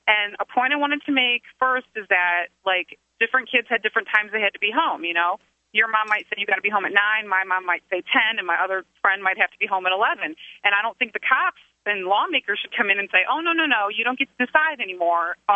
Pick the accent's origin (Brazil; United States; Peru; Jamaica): United States; Toledo, Ohio; when I was a kid, uh, I, I grew up in Toledo.